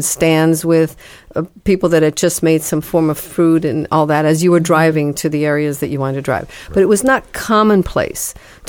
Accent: Bogota, Colombia; moved away; I am actually born and raised in Bogota, Colombia, and had many, many wonderful experiences there as a child

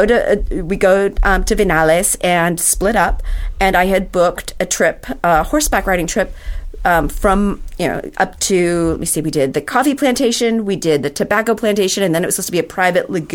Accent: United States; as an American

